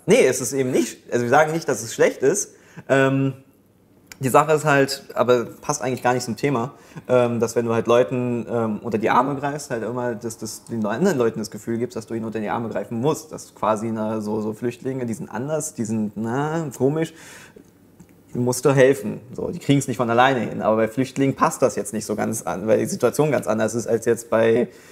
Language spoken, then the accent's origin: German; Germany; als Deutscher